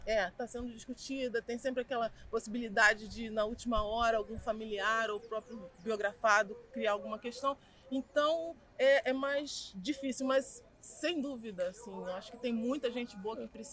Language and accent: Portuguese; Rio de Janeiro, Brazil; eu sou nascida e criada aqui em Campo Grande